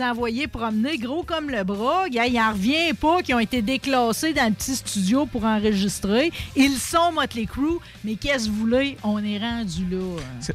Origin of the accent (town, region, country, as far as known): Quebec City, Quebec, Canada